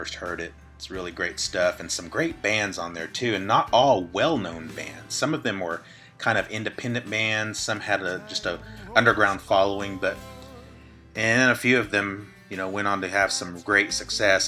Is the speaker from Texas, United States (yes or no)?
no; Oklahoma, United States; my home state of Oklahoma